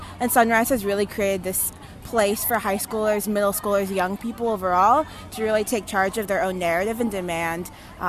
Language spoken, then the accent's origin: English; Louisville, Kentucky, United States; my hometown of Louisville, Kentucky